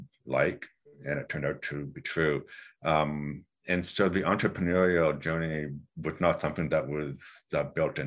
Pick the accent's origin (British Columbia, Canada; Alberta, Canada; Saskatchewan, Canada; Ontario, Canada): British Columbia, Canada; Vancouver; moved away; I'm from Vancouver originally, so I went to SCaleHR School of Business in British Columbia